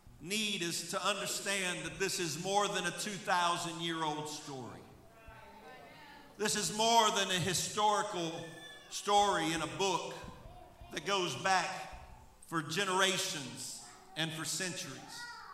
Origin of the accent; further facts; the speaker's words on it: Pottsville, Mississippi, United States; I was born and raised right here in Pottsville, Mississippi, in this church.